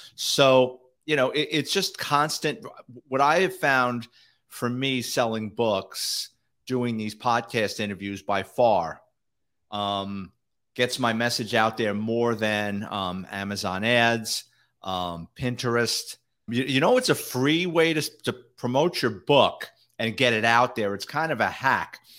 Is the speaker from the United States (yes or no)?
yes; New York City, New York, United States; I grew up in a neighborhood, I like to say it was Irish, Italian, and the mafia sprinkled